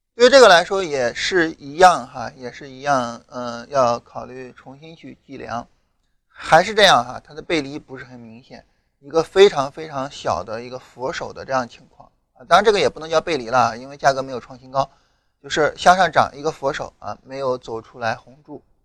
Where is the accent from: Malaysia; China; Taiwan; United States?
China; 这更多的反映了我们中国人的一种特质